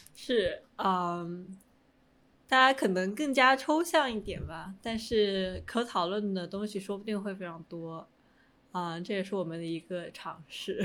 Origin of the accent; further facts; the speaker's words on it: Hunan, China; moved away; 至少在我的家乡